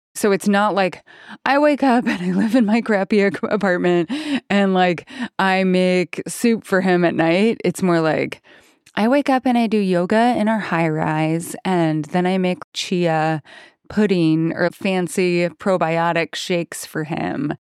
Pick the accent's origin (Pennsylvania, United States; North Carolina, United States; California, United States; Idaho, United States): Idaho, United States; I grew up in Idaho